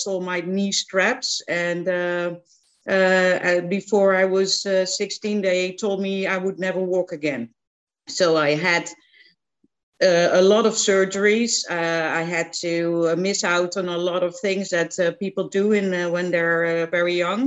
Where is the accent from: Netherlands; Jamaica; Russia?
Netherlands; central Netherlands; moved away; I'm from the Netherlands, like you said, and I grew up in the middle of the country in a very small town